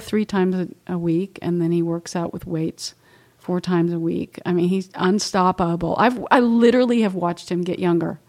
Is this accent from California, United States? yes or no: no; Oklahoma, United States; moved away; I grew up in Oklahoma and was, we raised cows and pigs and had our own milk